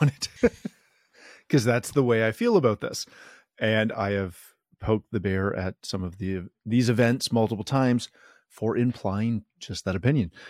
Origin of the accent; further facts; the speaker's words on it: Canada; I am Canadian